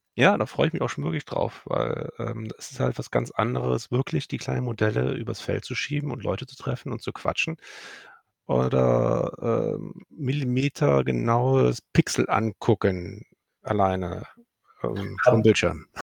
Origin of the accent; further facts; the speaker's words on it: Cologne, North Rhine-Westphalia, Germany; bin in gebürtiger Kölner und wohnhaft in Köln